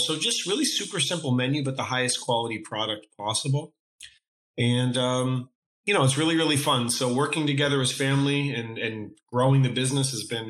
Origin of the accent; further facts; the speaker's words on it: Maine, United States; now in Los Angeles, United States; two cousins from Maine.